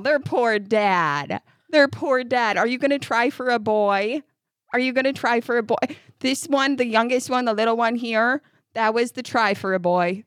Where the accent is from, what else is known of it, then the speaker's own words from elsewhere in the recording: upstate New York, United States; moved away as an adult; now in Kentucky, United States; I'm from upstate New York.